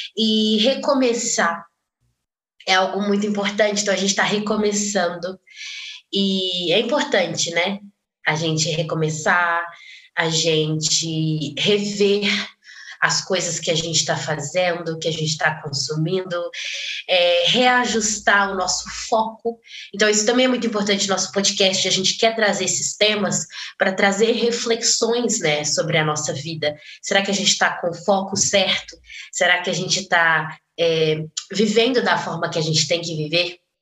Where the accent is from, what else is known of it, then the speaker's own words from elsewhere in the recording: Belo Horizonte, Minas Gerais, Brazil; eu sou de Belo Horizonte, Minas Gerais, a terra do pão de queijo, graças a Deus. É, eu sou membro da Igreja Esperança, nasci e, cri, e fui criada lá